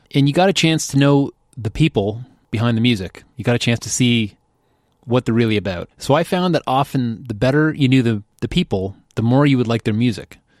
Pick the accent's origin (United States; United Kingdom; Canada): Canada; Oshawa, Ontario; also born or lived in Kingston, Ontario; I grew up in Oshawa, started the band in Kingston and stayed a few years after.